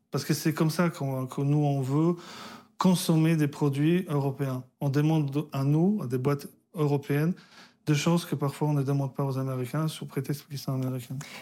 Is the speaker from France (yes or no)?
no; Poland; moved away; je suis né en Pologne, communiste